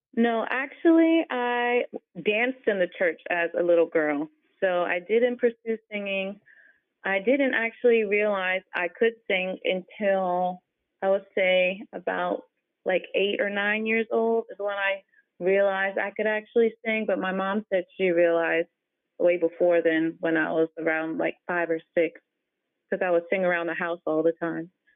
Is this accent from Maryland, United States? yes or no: yes; Maryland, United States; also born or lived in Fairfax, Virginia; I was born in Fairfax, and then I grew up in Maryland.